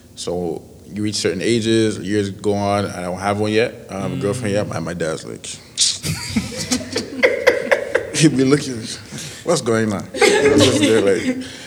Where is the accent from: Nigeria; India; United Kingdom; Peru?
Nigeria; I'm Nigerian